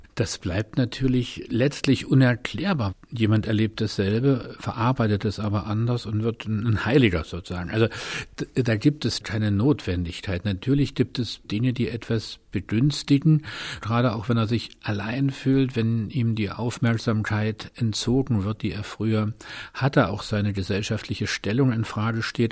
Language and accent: German; Dresden, Saxony, Germany; now in Berlin, Germany; als geborener Dresdner